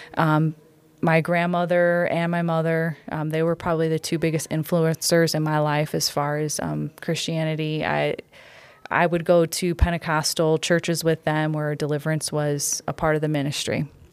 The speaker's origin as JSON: {"language": "English", "town": "Cleveland", "region": "Ohio", "country": "United States", "tie": "born or raised there", "said": "I'm, I'm born and, born and raised Cleveland native"}